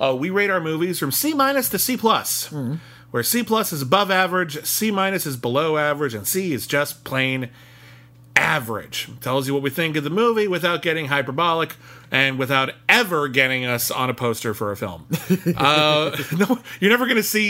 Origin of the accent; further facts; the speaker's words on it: Los Angeles, California, United States; we're from Los Angeles